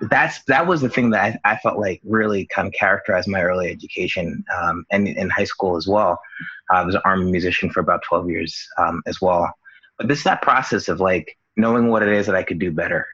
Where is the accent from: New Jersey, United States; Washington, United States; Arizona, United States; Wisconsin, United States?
New Jersey, United States; Union; I grew up in Union, New Jersey, which is a town here